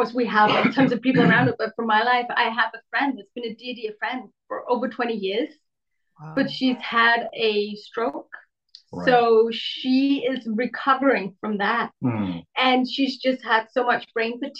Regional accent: Denmark; We're from Denmark.

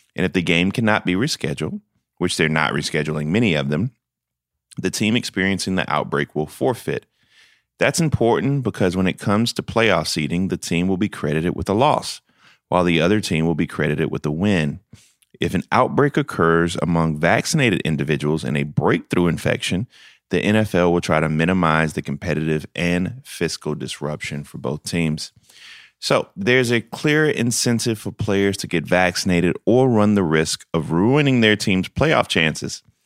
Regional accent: Denmark, South Carolina, United States; As a kid from the big city of Denmark, South Carolina, where I got three stoplights and a blinking light

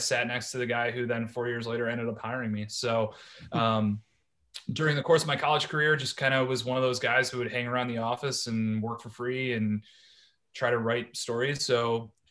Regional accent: Cleveland, Ohio, United States; moved away as an adult; also born or lived in Baltimore, Maryland; I'm originally from Cleveland, Ohio. I played high school football and lacrosse

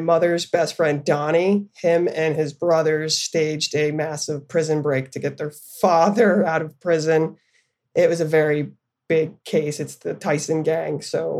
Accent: Camp Hill, Pennsylvania, United States; also born or lived in Florence, Arizona; My mother, I came from white suburbs, Catholic family, Camp Hill. It's a very affluent area where my family is actually from.

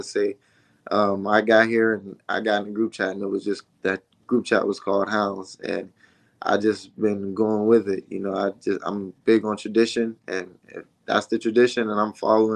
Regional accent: Aliquippa, Pennsylvania, United States; moved away as an adult; also born or lived in Kentucky; now in Pittsburgh, United States; a guy that came from Aliquippa

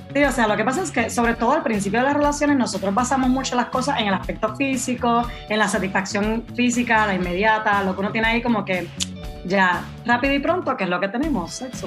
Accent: Puerto Rico; now in Spain; vivo en España, pero soy originalmente de Puerto Rico.

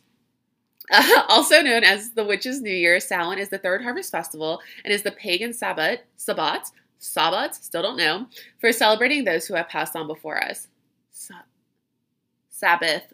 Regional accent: Louisiana, United States; I grew up in Louisiana

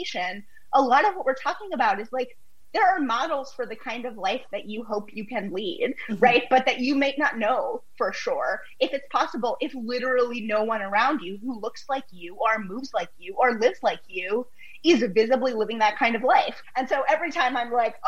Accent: United States; I'm American

